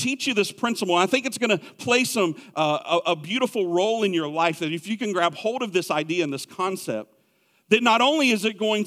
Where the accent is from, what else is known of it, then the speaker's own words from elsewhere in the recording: South Carolina, United States; I grew up in South Carolina